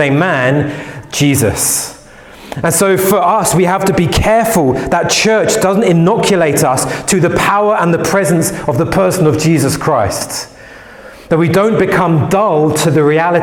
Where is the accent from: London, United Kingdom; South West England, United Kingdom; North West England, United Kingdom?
London, United Kingdom; I grew up in West London, and I grew up going to church